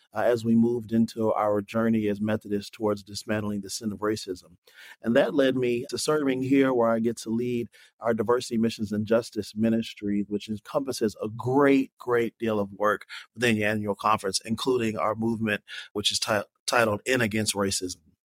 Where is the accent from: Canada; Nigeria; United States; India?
United States; Kentucky; moved away; also born or lived in New Jersey; I call myself a Southern boy. I'm Kentucky navy, native, grew up in a, in a Christian home